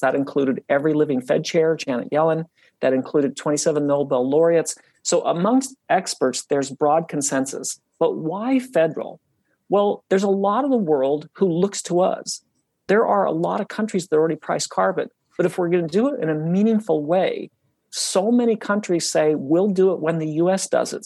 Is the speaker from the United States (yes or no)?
yes; Utah, United States; when I was young, I grew up in Utah and I grew up really close to the mountains.